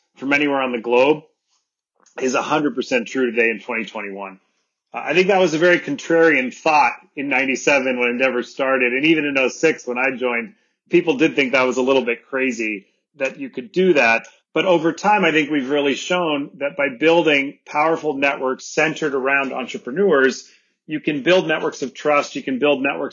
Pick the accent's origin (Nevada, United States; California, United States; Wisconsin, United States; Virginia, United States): California, United States; Sonoma Valley; moved away as an adult; also born or lived in Buenos Aires, Argentina / Germany / London / New York; I grew up here in the Sonoma Valley.